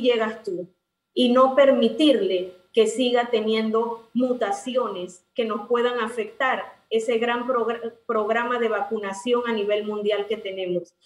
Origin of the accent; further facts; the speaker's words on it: Panama; así somos los panameños